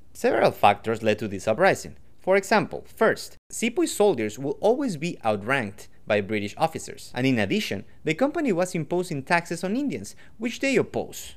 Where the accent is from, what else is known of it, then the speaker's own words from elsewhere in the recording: Quito, Pichincha, Ecuador; I'm from Quito, Ecuador